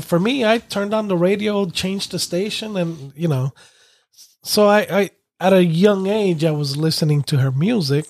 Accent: New York, United States; growing up in New York

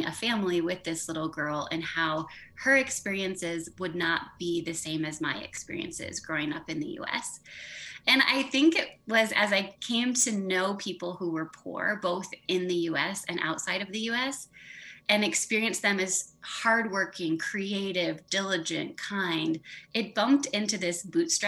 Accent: Southwest Michigan, United States; also born or lived in Ann Arbor, Michigan; I literally grew up in racial segregation. I lived in an all-white community in Southwest Michigan

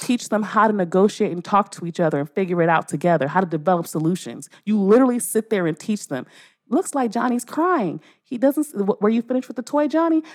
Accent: Los Angeles, California, United States; I was raised in, I'm in South, I'm from South Central L

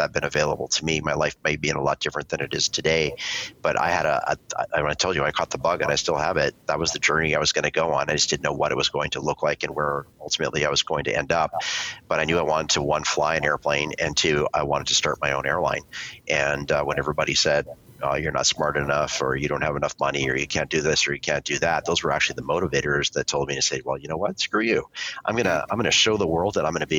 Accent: Vancouver, British Columbia, Canada; I grew up in Vancouver, Canada

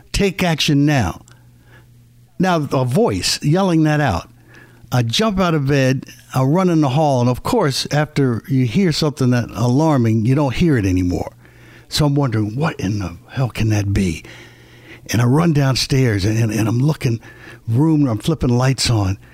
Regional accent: Philadelphia, Pennsylvania, United States; moved away; I grew up in Philadelphia

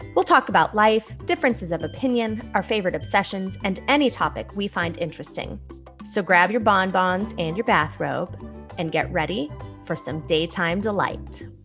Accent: Santa Barbara, California, United States; I was born in Santa Barbara

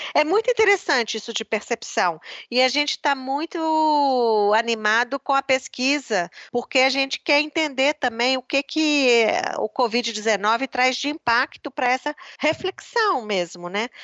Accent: Belo Horizonte, Minas Gerais, Brazil; moved away as an adult; also born or lived in Brasília / Geneva / Oxford / Recife; eu sou de Minas, de Belo Horizonte

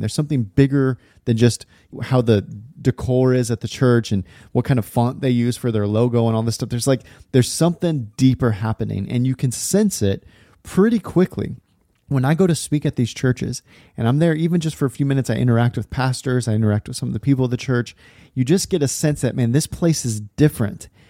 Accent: California, United States; now in Portland, United States; I grew up in California, live in Portland area now

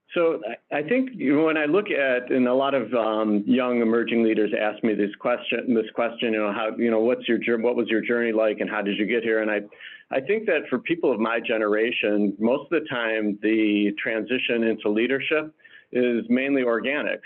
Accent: Detroit, Michigan, United States; moved away as an adult; now in Chicago, United States; I'm originally from Detroit, uh, now live locally here in the Chicagoland area

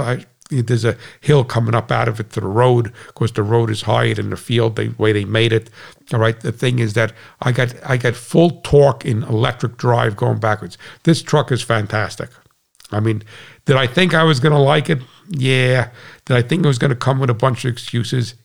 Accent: United States; as an American

